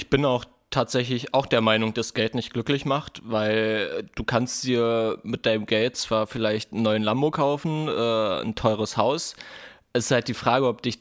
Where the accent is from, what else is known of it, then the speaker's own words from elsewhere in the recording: Kosovo; now in Germany; ich komme auch aus einer Familie, also ich bin nicht in Deutschland geboren. Wir kamen damals 1999 als Kriegsflüchtlinge hier nach Deutschland aus dem Kosovo.